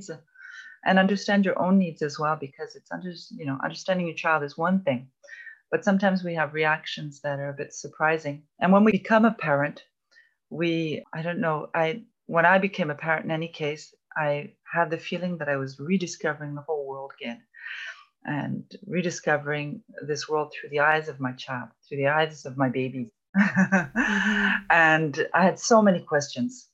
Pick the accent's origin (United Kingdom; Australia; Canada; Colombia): Canada; Toronto, Ontario; moved away as an adult; now in France; I'm Canadian, actually. I come from Toronto.